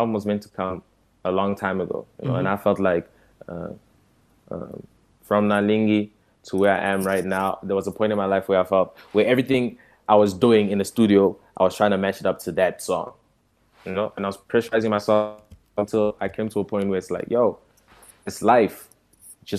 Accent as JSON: {"language": "English", "country": "South Africa", "tie": "born or raised there", "also_born_or_lived": "Democratic Republic of the Congo", "said": "a Congolese kid growing up in South Africa"}